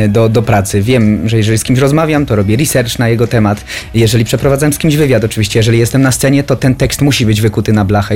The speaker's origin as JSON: {"language": "Polish", "town": "Niepołomice", "region": "Lesser Poland", "country": "Poland", "said": "jestem spod Krakowa, z Niepołomic"}